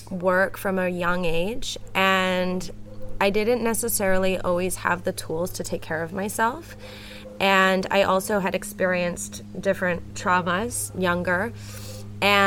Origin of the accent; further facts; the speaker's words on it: Canada; moved away as an adult; now in Puerto Escondido, Mexico; So I'm originally from Canada, but I grew up spending a lot of time here in Puerto Escondido because my dad moved here 35 years ago. So even though I grew up in Canada